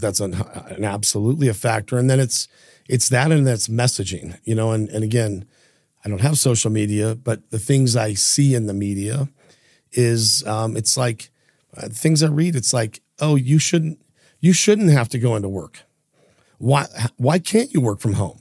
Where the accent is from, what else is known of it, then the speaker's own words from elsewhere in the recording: Idaho Falls, Idaho, United States; growing up in Idaho, you know, we had no internet, um, no social media, no cell phones, very limited contact to the outside world, outside of Idaho Falls